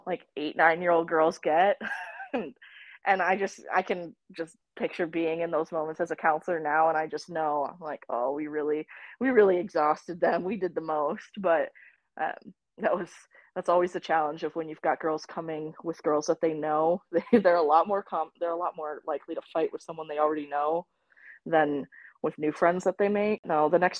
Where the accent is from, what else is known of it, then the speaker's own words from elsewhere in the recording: Rochester, Minnesota, United States; moved away as an adult; also born or lived in Iowa; I grew up in Rochester, Minnesota, and I did day camps there